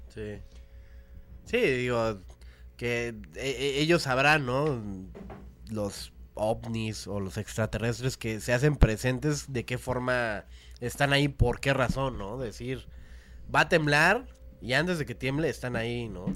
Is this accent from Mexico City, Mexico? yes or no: yes; Mexico City, Mexico; also born or lived in Cuautitlán, State of Mexico; Yo nací aquí en la Ciudad de México.